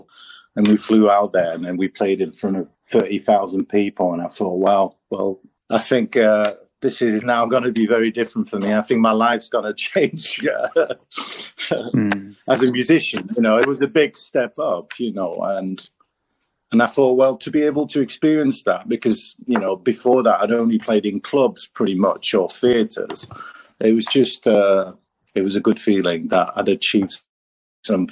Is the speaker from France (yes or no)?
yes; France; moved away as an adult; now in Manchester, United Kingdom; I'm half French, half British, and I grew up in France. And I decided at the age of 20 that France was not for me